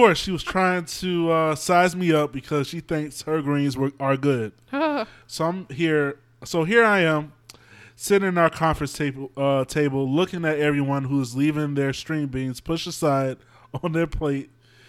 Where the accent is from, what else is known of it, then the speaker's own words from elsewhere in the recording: the South, United States; But then again, I came from the South.